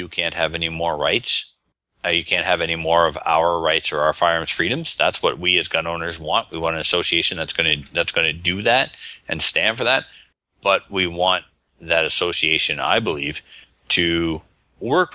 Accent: Canada; accent: Canadian; my Canadian accent

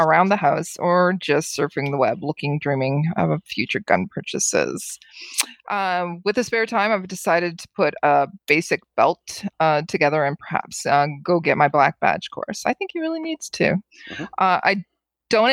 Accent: New Brunswick, Canada; I grew up in New Brunswick

